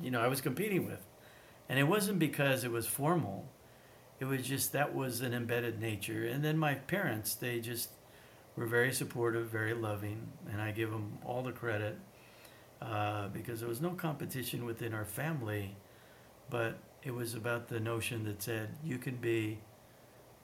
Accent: Wyoming, United States; moved away; also born or lived in Europe / Australia; I was kind of a unicorn in the state of Wyoming growing up

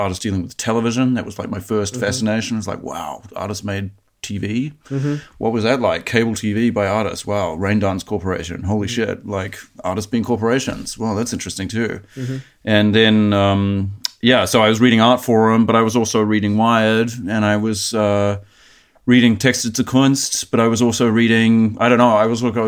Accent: New Zealand; moved away as an adult; now in Germany; I started making art where I grew up in New Zealand. And then I moved to Germany to go to art school after

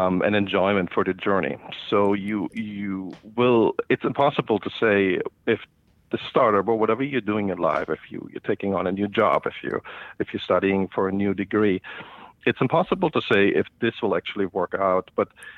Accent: Germany; moved away as an adult; also born or lived in India / Singapore; now in United States; I grew up in Germany and started my first business there in middle school

